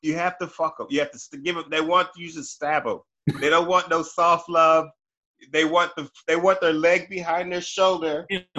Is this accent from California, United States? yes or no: yes; Pomona, California, United States; also born or lived in Jamaica; I was born in JA, but I grew up in Pomona, P Town.